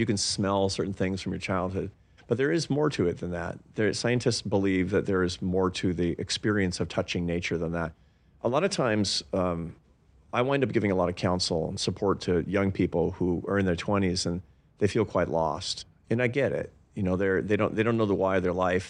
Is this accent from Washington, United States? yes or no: yes; Seattle, Washington, United States; I grew up in Seattle